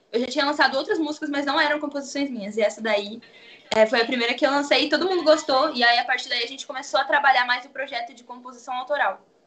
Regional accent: Atibaia, São Paulo, Brazil; Eu sou do interior de São Paulo, da cidade de Atibaia

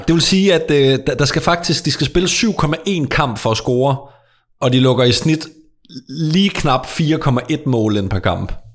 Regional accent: Sønderborg, Southern Denmark, Denmark; Sønderborg, hvor jeg kommer fra

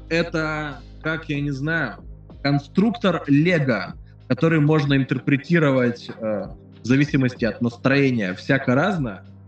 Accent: Nizhny Tagil, Sverdlovsk Oblast, Russia; now in Saint Petersburg, Russia; Я из Нижнего Тагила, это Свердловская ну, область

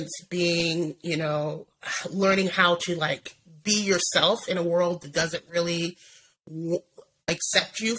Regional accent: Oregon, United States; I born and raised in Oregon, currently live in Oregon.

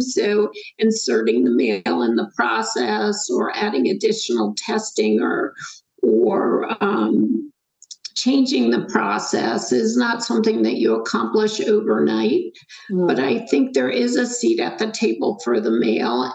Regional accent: Schenectady, New York, United States; moved away as an adult; also born or lived in North Carolina; I grew up in upstate New York, a little town called Schenectady, left and went to college at the University of North Carolina

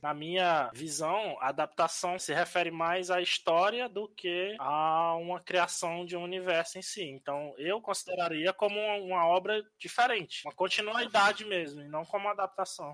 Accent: Teresina, Piauí, Brazil; now in São Paulo, Brazil; sou de Teresina, mas estou morando em São Paulo agora

